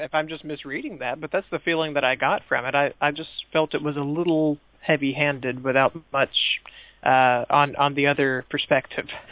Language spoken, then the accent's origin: English; the American South, United States; I'm from the American South, which means that they they make us read lots and lots of Mark Twain